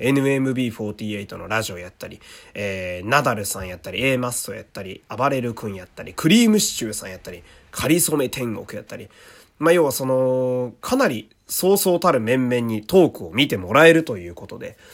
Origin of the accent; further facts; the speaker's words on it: Fukui, Japan; moved away; also born or lived in Osaka; 生まれは福井県